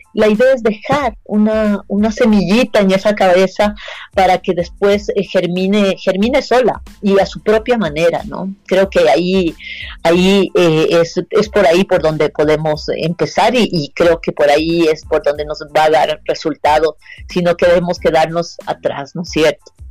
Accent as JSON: {"language": "Spanish", "country": "Ecuador"}